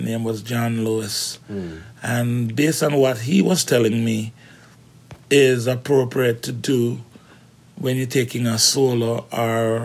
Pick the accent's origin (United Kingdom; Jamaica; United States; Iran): Jamaica; growing up in Jamaica